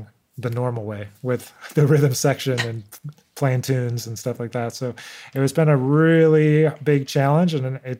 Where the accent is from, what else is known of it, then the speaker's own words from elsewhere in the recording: Rochester, New York, United States; I grew up in Rochester, New York